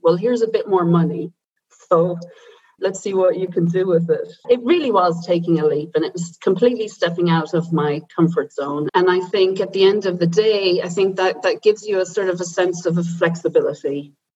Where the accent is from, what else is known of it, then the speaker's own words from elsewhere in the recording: Silvermines, Irish Midlands, Ireland; moved away as an adult; also born or lived in Dublin; now in Potsdam, Germany; I'm I'm Irish and I grew up in a small town in the Irish Midlands where it was a mining town